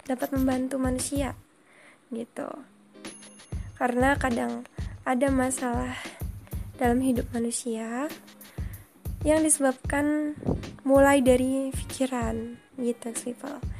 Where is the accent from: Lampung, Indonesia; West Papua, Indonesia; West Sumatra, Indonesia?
Lampung, Indonesia; Bandar Lampung; Aku dari Bandar Lampung.